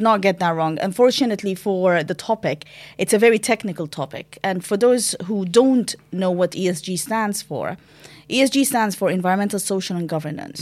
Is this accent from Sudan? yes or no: yes; Sudan; moved away; I'm originally from Sudan